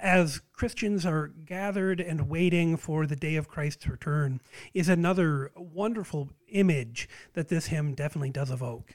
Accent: United States; as an American

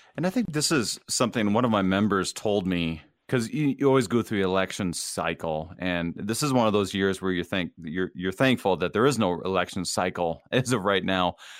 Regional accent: Wadena, Minnesota, United States; moved away; I'm from a small town. I grew up in Wadena, Minnesota, and it's about four thousand people in that town

